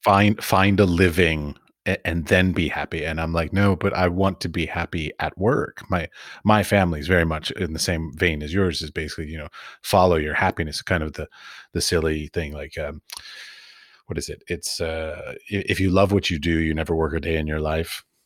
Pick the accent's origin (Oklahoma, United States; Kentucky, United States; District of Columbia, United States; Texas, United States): District of Columbia, United States; Washington; moved away as an adult; also born or lived in Iowa / San Francisco; I was raised in Washington, D.C.